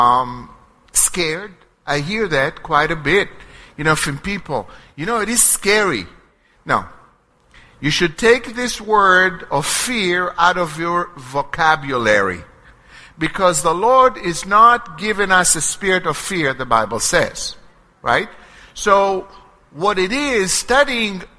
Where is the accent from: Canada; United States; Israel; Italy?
Israel; first language Hebrew; English is a second language; moved away; growing up in Israel, from being in constant communications with my family there